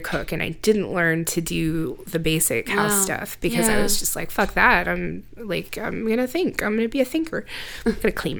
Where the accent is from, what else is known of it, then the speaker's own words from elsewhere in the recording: Central Luzon, Philippines; born there; I was born in the Philippines on a military base.